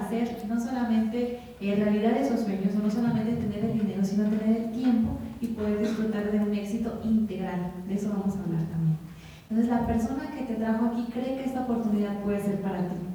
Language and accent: Spanish; Tecali de Herrera, Puebla, Mexico; yo soy de Tecali de Herrera